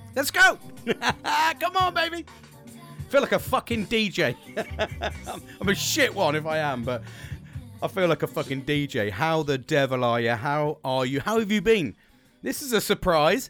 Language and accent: English; United Kingdom; We're British.